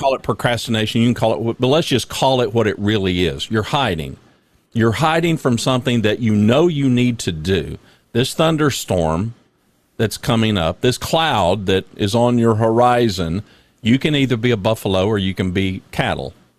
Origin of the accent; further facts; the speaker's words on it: Louisiana, United States; also born or lived in Oklahoma; I was born in Oklahoma, but I, I, I, for the most part, grew up in Louisiana